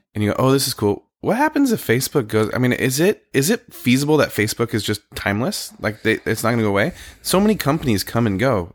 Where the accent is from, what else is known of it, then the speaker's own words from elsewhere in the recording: California, United States; also born or lived in Connecticut; now in Oregon, United States; I grew up in California